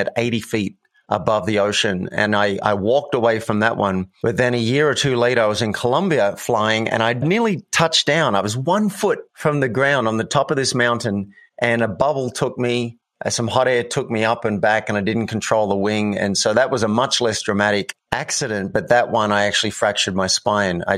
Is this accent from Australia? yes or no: yes; Sydney, New South Wales, Australia; moved away as an adult; also born or lived in New York; now in Boulder, United States; I'm from Sydney, Australia